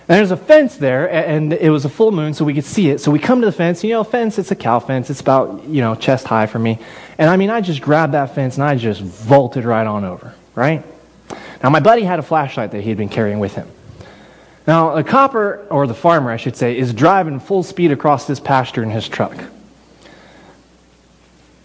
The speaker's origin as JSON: {"language": "English", "region": "Texas", "country": "United States", "tie": "born or raised there", "said": "I'm from Texas. I grew up in ranching country."}